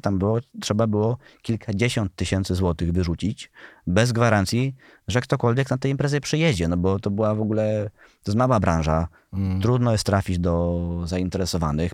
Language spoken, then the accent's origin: Polish; Świętokrzyskie Voivodeship, Poland; jestem ze Świętokrzyskiego